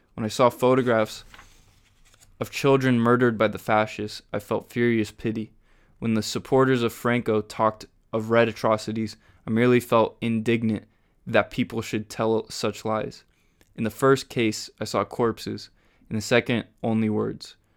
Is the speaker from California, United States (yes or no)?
yes; Huntington Beach, California, United States; I grew up in Huntington Beach.